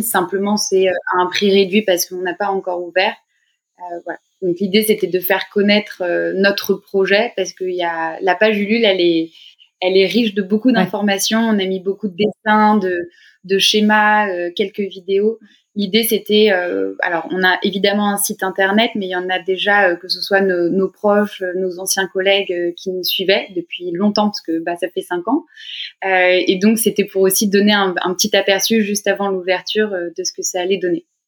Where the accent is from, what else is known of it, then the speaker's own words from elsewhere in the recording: Paris, Île-de-France, France; moi je suis originaire de Paris, j'ai grandi j'ai grandi ici